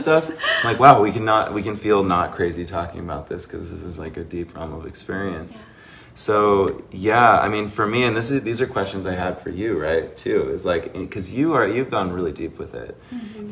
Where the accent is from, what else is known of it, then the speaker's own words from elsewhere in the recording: Seattle, Washington, United States; now in Sedona, United States; I'm from Seattle